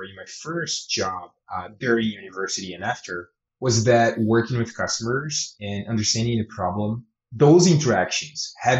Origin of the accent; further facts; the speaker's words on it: Brazil; moved away as an adult; now in Canada; I come from Brazil and eventually I moved to Canada